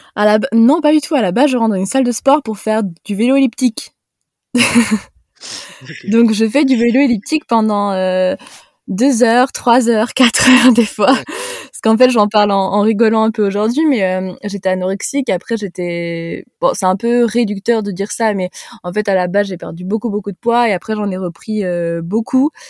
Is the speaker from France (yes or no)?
yes; Haute-Savoie, Auvergne-Rhône-Alpes, France; also born or lived in Montpellier; je suis de Haute-Savoie.